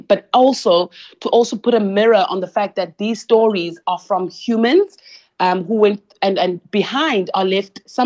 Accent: East London, Eastern Cape, South Africa; my hometown in East London

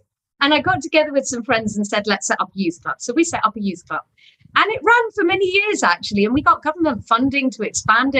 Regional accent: England, United Kingdom; moved away as an adult; also born or lived in Eastern Europe; now in Pune, India; I was born in England.

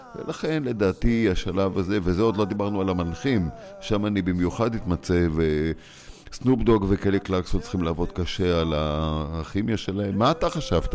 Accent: Israel; now in Los Angeles, United States; אנחנו באים טיפה עם ההסתכלות שלנו כישראלים

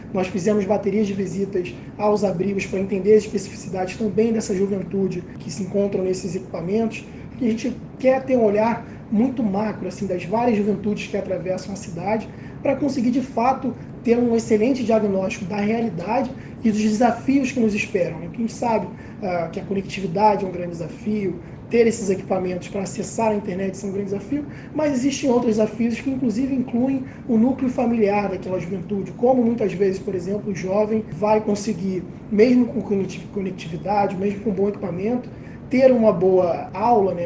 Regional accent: Rio de Janeiro, Brazil; ter nascido e crescido na Cidade de Deus

